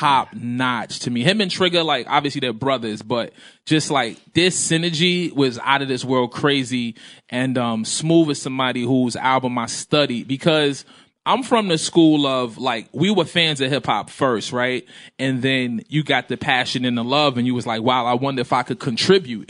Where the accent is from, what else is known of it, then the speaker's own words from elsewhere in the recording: New York City, New York, United States; I grew up in Brooklyn